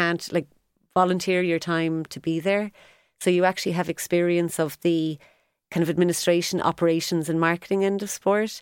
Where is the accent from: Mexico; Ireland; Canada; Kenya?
Ireland; Cork, Munster; moved away as an adult; also born or lived in London; now in Cork, Ireland; I'm from Cork, was dying to move back